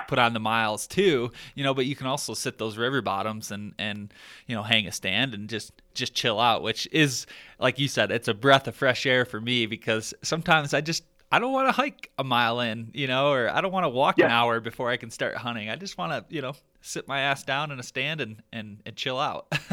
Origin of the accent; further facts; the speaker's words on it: Michigan, United States; now in Colorado, United States; growing up in Michigan, like that's that's my roots